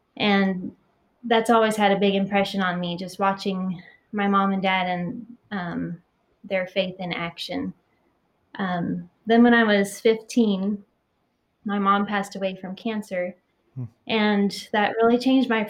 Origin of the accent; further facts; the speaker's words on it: United States; moved away as an adult; now in Taiwan; what I grew up with in the States